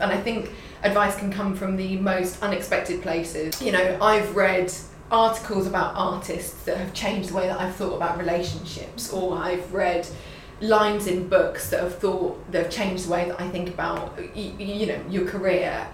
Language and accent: English; London, United Kingdom; as a Londoner